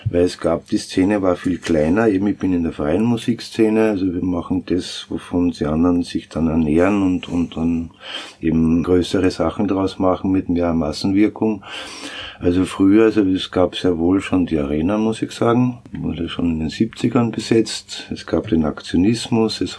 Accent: Styria, Austria; now in Vienna, Austria; Ich selber bin ja auch ein Landkind, bin auch kein Wiener, komme aus der Steiermark und bin eben seit 82 in Wien

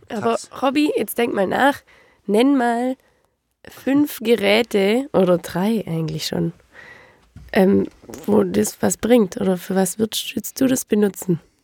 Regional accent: Rottweil, Baden-Württemberg, Germany; In Rottweil, auch im alten Krankenhaus

